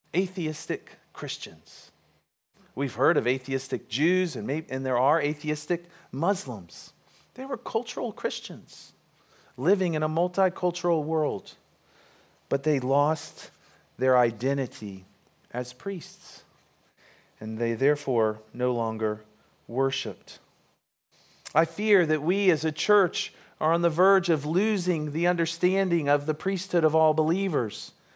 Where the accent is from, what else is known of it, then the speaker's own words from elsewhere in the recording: United States; we're American